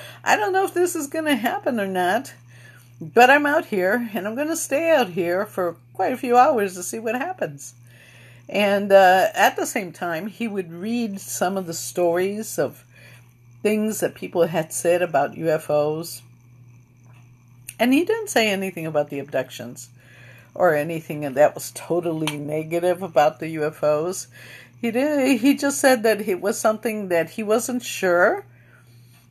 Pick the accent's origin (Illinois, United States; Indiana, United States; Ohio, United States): Indiana, United States; East Chicago; we're from East Chicago, Indiana, which is the west side of, northwest side